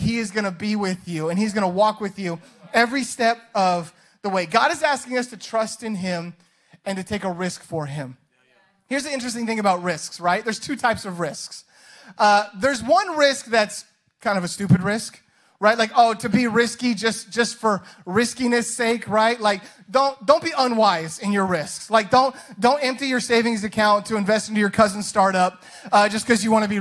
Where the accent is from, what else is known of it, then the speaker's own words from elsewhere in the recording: Boise, Idaho, United States; growing up in Idaho on the sweet baby hills of Boise, Idaho